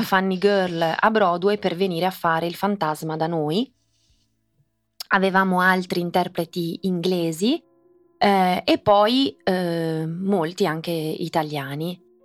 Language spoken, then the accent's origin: Italian; Italy; born or raised there; first language English; also born or lived in Sydney, Australia